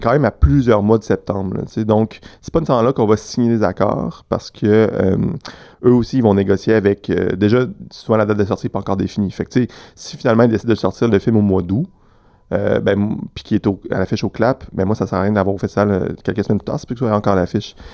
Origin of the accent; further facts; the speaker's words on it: Quebec City, Quebec, Canada; moved away as an adult; now in Montreal, Canada; moi, je suis né à Québec